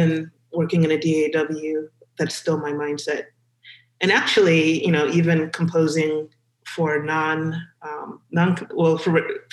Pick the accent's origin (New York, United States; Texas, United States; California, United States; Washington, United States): California, United States; Los Angeles; moved away; I grew up in Los Angeles